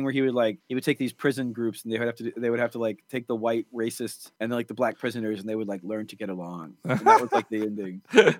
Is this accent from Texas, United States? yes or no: yes; Texas, United States; I grew up in Texas, and I had a very Christian grandmother.